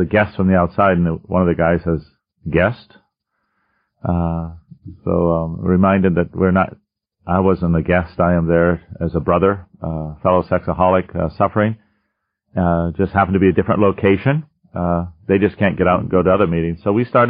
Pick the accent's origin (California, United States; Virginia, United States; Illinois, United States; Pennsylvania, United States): Pennsylvania, United States; Erie; I'm from Erie, Pennsylvania